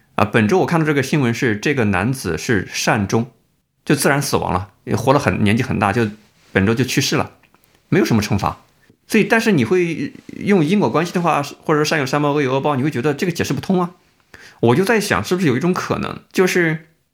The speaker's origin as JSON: {"language": "Chinese", "region": "Jiangsu", "country": "China", "tie": "born or raised there", "said": "我是这个江苏长大，我有江苏这个，一个背景"}